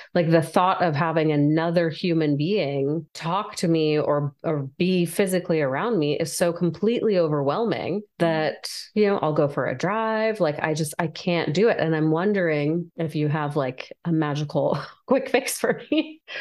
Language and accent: English; California, United States; my brothers and i were all born here in california